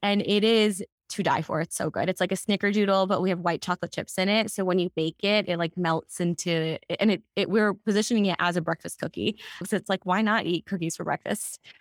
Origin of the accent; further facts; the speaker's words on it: Texas, United States; now in Los Angeles, United States; growing up in Texas and now being in Los Angeles